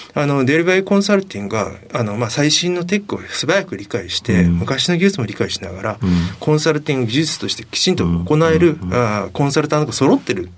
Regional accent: Sasebo, Nagasaki, Japan; 佐世保市出身です。

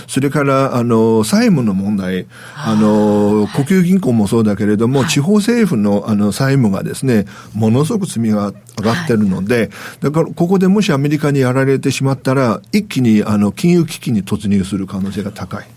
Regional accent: China; now in Japan; 僕中国人

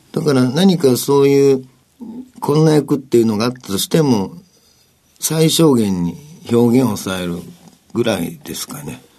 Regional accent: Osaka, Japan; moved away as an adult; 大阪が僕は出身ですけども

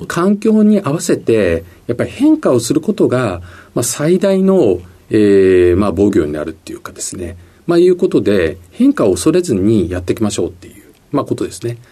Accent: Chiba, Japan; also born or lived in Tokyo; 東京の生まれにはなるんですけれども、父が診療所やってまして、小学校の時にあの千 葉に引っ越しましたんで、はい、生育地っていうふうになると、まあ、千葉県かなというふうに思います

